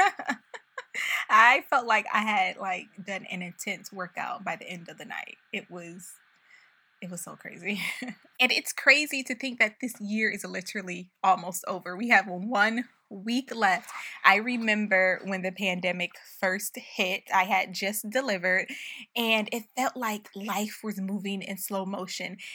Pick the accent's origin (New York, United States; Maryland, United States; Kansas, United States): New York, United States; Buffalo; moved away as an adult; we moved to Buffalo, my hometown, for the rest of the year because of the pandemic